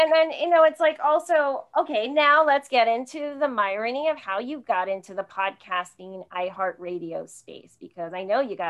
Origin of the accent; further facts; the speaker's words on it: Sparta, New Jersey, United States; now in San Jose, United States; So I grew up in Sparta, New Jersey.